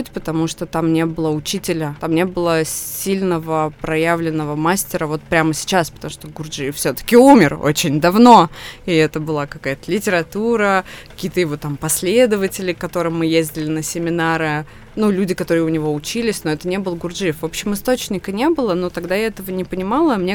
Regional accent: Krasnoyarsk, Krasnoyarsk Krai, Russia; moved away; мы ехали из Красноярска, откуда все мы родом

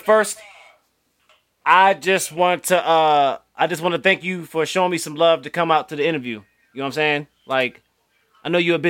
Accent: Baltimore, Maryland, United States; also born or lived in Florida; See, I always say that I'm from Florida, because I am from Florida. It's on my birth certificate, but I've lived in Baltimore my whole life.

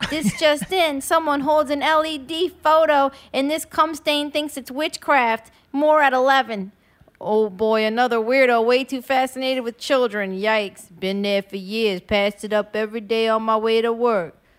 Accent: West Bank, Louisiana, United States; I grew up on West Bank, born and raised on that side, and it was never New Orleans.

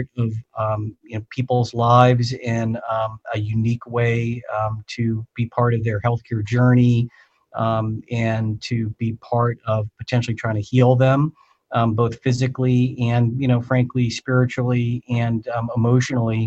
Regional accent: just outside the Boston area, Massachusetts, United States; I grew up in the just outside the Boston area, you know, a town that about 30 miles due north of Boston

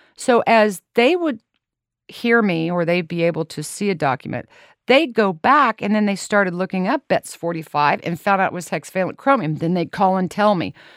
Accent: Lawrence, Kansas, United States; I was born and raised in Lawrence, Kansas

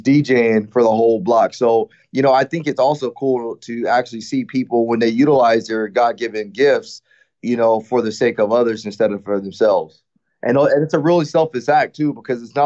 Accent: Rialto, California, United States; also born or lived in Fontana, California; I was actually born in Fontana, California, which is probably a few miles just west of Rialto, California, which is where I was raised at. And so I grew up in Rialto, California

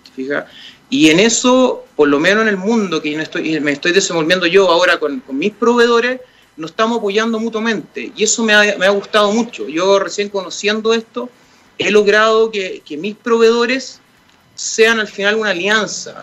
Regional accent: Santiago, Santiago Metropolitan Region, Chile; yo nací en Las Condes, he vivido en Las Condes

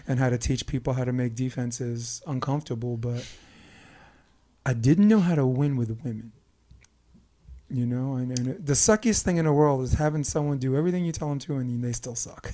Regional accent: New York, United States; now in Hermosa Beach, United States; we are proud and fanatical about being from Brooklyn

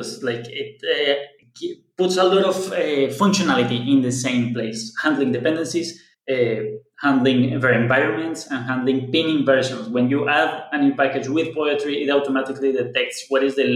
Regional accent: Colombia; now in Berlin, Germany; I'm a software developer at Explosion in Berlin, Germany, but I'm actually from Colombia. That's why the accent.

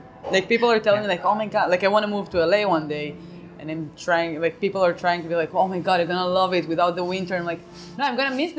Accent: Tel Aviv, Tel Aviv District, Israel; For me, I felt like I came from Tel Aviv, and in Tel Aviv, it's like in Israel, it's everybody is very funny because everybody's Jewish.

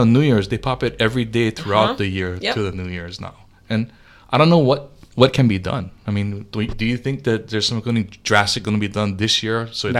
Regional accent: Pearl City, Hawaii, United States; I grew up in Pearl City as a kid. All the way to my 20s

